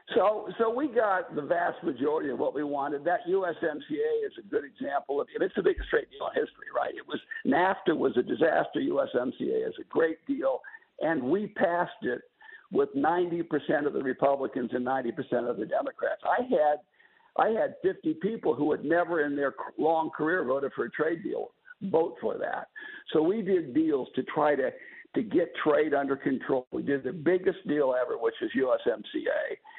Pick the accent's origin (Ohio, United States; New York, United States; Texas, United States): Ohio, United States; Ashtabula; I grew up in Ashtabula, Ohio